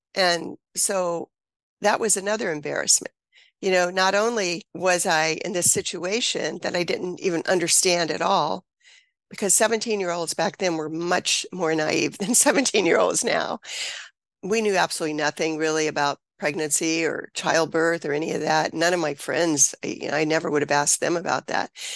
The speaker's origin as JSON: {"language": "English", "region": "Mississippi", "country": "United States", "tie": "born or raised there", "said": "I grew up in Mississippi"}